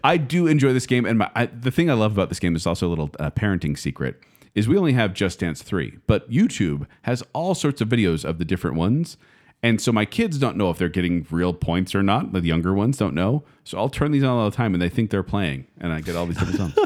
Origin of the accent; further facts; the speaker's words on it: United States; I'm an American